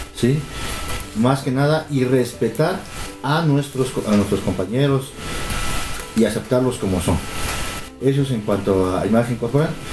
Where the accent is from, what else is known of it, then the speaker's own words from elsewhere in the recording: Oaxaca, Mexico; nosotros los oaxaqueños